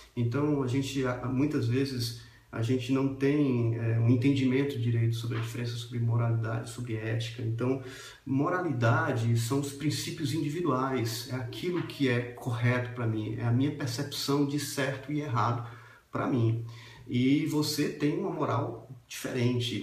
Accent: Brazil

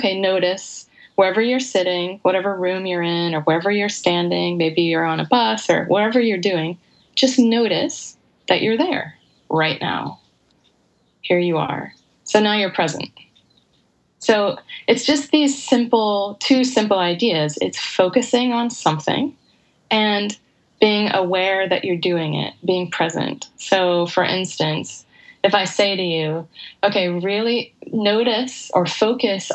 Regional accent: United States; being an American

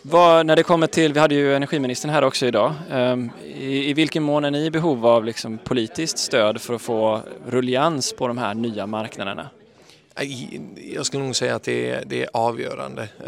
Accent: Gothenburg, Västra Götaland, Sweden; Jag är så himla stolt att det händer i min hemstad och i mitt hemland.

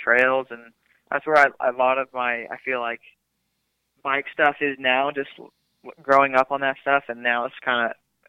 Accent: Central Coast, California, United States; I grew up in Central Coast, California, like Jesse Nelson grew up, like Templeton, San Luis, we're all around there, like Tyler Behrman, we're all from the same area.

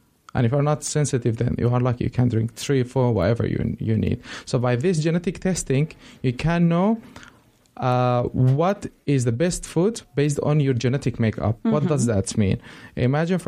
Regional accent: Syria; moved away; also born or lived in Spain; I'm originally from Syria

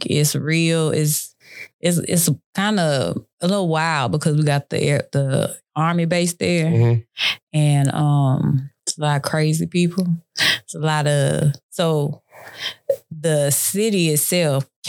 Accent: Killeen, Texas, United States; I'm from Killeen, Texas

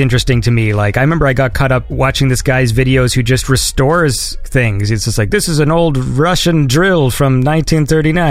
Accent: Canada; I'm Canadian.

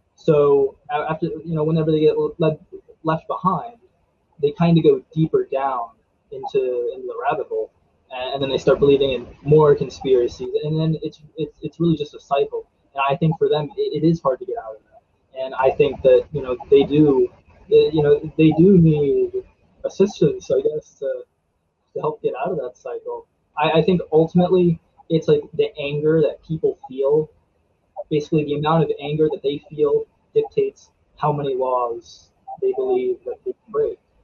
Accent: Frostburg, Maryland, United States; also born or lived in Silver Spring, Maryland; I was born in Silver Spring, Maryland, um, and then we moved to uh, Allegheny County

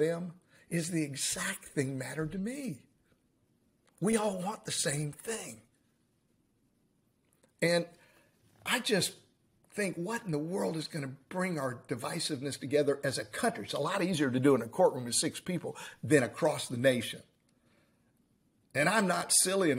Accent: United States; we are all American

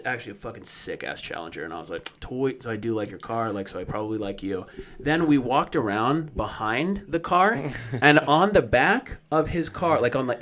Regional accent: United States; I'm an American too

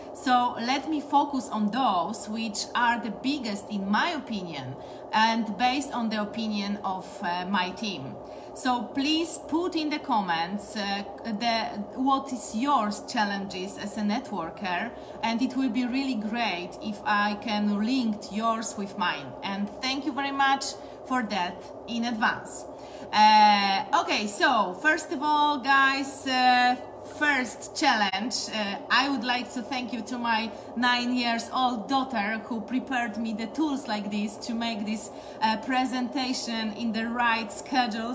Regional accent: Poland; I'm coming from Poland and today I'm streaming to you exactly from Poland.

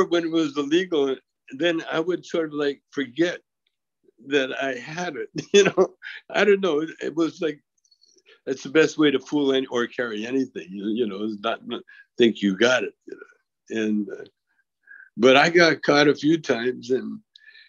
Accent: Canada; I'm a Canadian with a U.S. passport

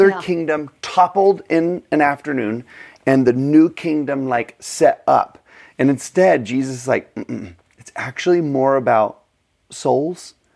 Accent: Texas, United States; I'm from Texas

